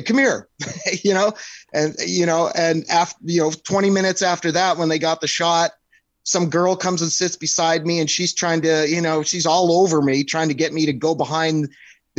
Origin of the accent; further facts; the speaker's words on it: Canada; moved away as an adult; also born or lived in California; being from a small town and I'm Canadian